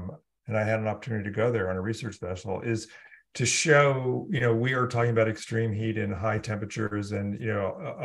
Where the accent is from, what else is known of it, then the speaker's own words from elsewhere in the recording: California, United States; I grew up in California